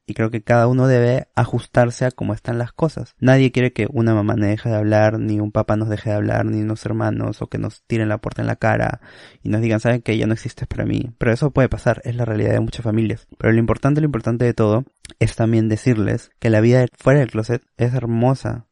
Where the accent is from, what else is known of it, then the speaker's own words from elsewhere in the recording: Peru; como persona peruana